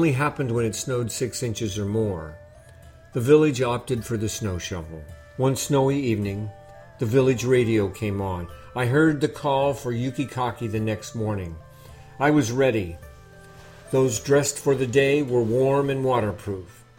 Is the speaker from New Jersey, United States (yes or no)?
no; California, United States; moved away as an adult; also born or lived in Japan; I grew up in California, not in the snowy mountains of Japan